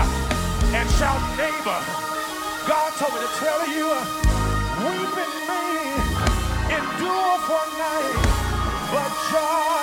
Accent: Gary, Indiana, United States; moved away; growing up in Gary, Indiana, which when I was growing up was the murder capital of the United States of America

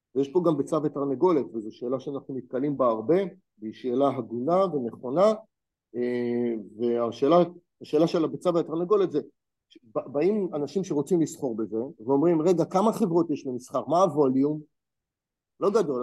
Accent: Israel; אני כישראלי

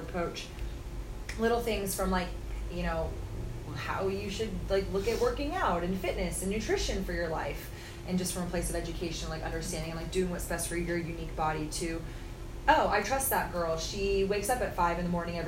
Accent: Austin, Texas, United States; my home state of Texas. I get to do it in my home city of Austin

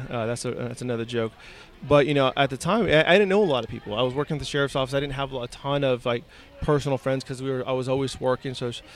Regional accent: California, United States; now in Central Texas, United States; I grew up in Southern California. My family is from South Texas, but my dad is military. So he was stationed out there, and I was born out there.

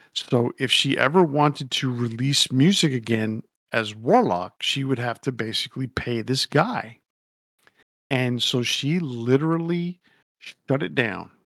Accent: Yonkers, New York, United States; my hometown, Yonkers, New York.

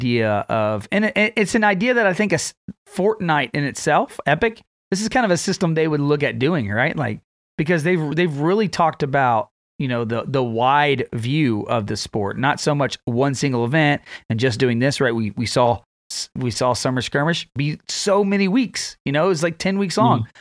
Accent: Texas, United States; my hometown

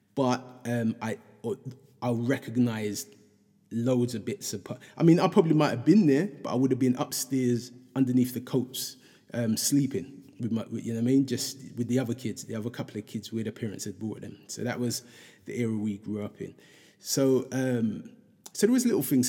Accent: London, United Kingdom; me growing up in Hackney

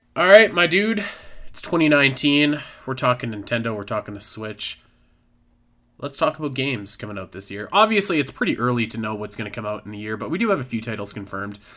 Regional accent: Canada; I'm from Canada

